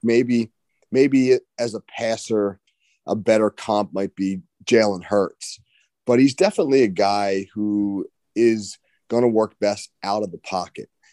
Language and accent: English; Ocean City, New Jersey, United States; I'm from Ocean City, New Jersey